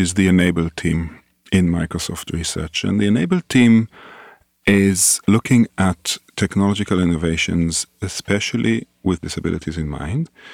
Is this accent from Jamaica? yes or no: no; Israel; moved away as an adult; also born or lived in London, United Kingdom / Singapore; I grew up in Israel